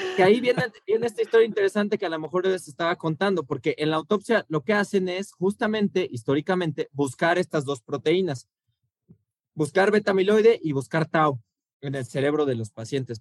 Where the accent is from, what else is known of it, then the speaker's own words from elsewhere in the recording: Mexico City, Mexico; como buen chilango